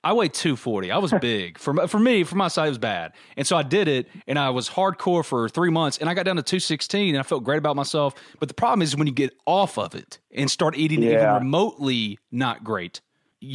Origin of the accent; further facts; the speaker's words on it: New Albany, Mississippi, United States; B&A's main office and two branch offices are located in New Albany, my hometown